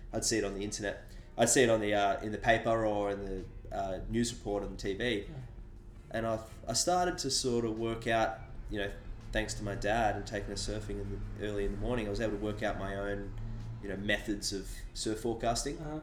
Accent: Sydney, New South Wales, Australia; I was born on Sydney's northern beaches, uh-huh. uh, which is just on the north side of the Harbour Bridge.

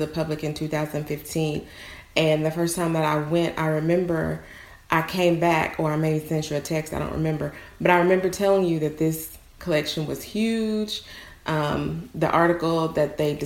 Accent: Newport, Arkansas, United States; We went to church together when I was younger, growing up in Newport.

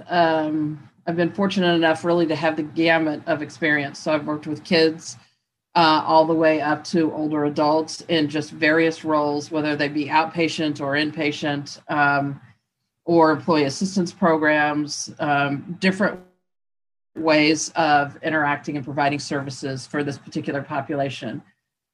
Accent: Indiana, United States; moved away as an adult; I am originally from Indiana

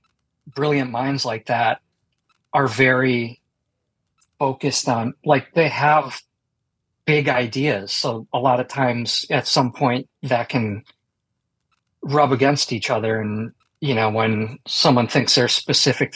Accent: Milwaukee, Wisconsin, United States; I grew up in Milwaukee, Wisconsin

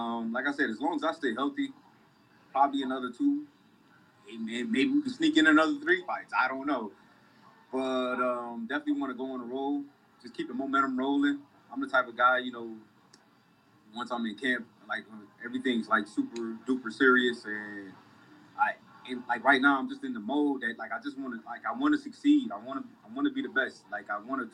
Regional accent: Rochester, New York, United States; I'm from Rochester, man. We not that far away from Canada, Niagara Falls

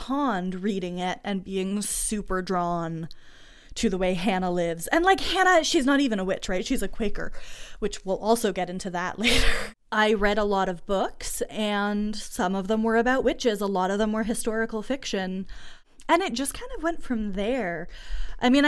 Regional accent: Massachusetts, United States; also born or lived in rural Ontario, Canada; So before I grew up in Massachusetts, I lived in rural Ontario outside of Ottawa. And that was really where my country kid upbringing was.

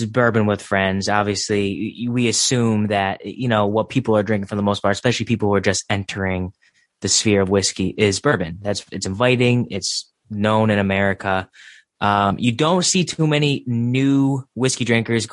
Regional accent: Connecticut, United States; I'm from Connecticut

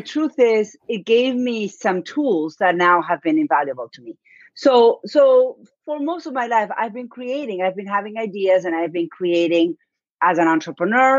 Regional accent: Buenos Aires, Argentina; accent: Argentine; English is a second language; moved away as an adult; now in Dartmouth, United States; my accent is from argentina i was born and raised in buenos aires

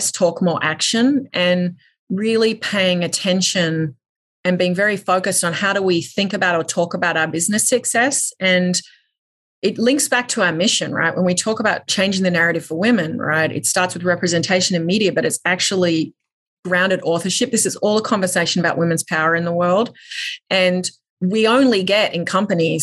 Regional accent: Australia; I grew up in Australia

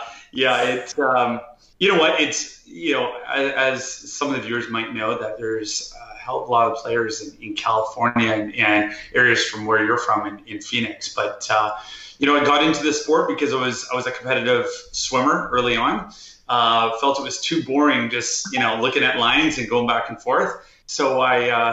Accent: Vancouver, British Columbia, Canada; growing up in Vancouver, Canada, I was always an athlete.

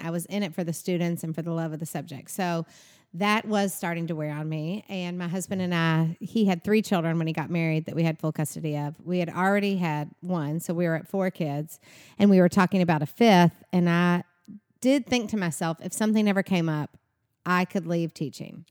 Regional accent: Bowling Green, Kentucky, United States; moved away as an adult; now in Nashville, United States; I'm from Bowling Green, Kentucky

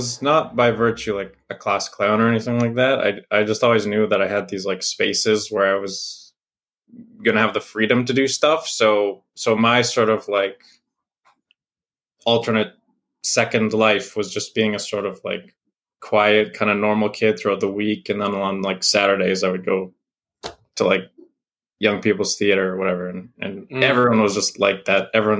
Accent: Canada; like as a Canadian, I've spent a good amount of my formative years in America

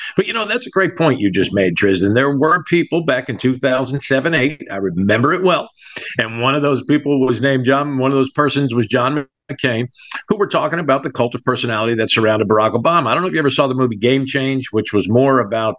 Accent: New Jersey, United States; now in US heartland (Midwest); I grew up on the East Coast in New Jersey.

